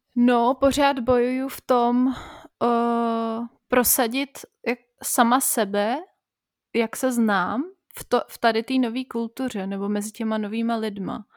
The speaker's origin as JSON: {"language": "Czech", "region": "Prague", "country": "Czechia", "also_born_or_lived": "Bavaria", "moved": "yes", "said": "pro Pražáky je těžký uh, nutit se do spisovné češtiny"}